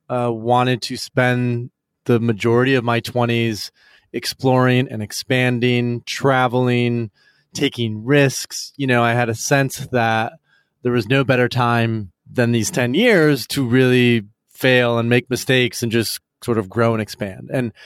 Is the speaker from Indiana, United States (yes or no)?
no; Michigan, United States; West Michigan. So in a pretty like conservative, not conservative home, like but a very traditional church every Sunday, Protestant.